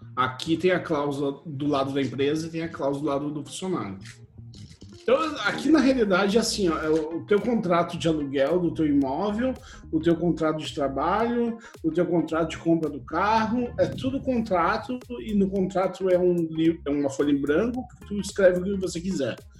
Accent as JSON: {"language": "Portuguese", "country": "Brazil", "tie": "born or raised there", "also_born_or_lived": "Porto Alegre / United States / Czech Republic", "moved": "as an adult", "lives_now": "Estonia", "said": "Eu fui criado no Brasil"}